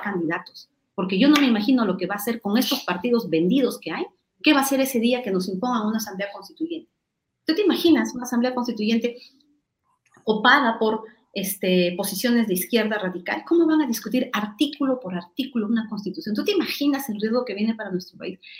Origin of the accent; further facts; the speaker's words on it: Ayacucho, Peru; Yo soy ayacuchana, soy huamanguina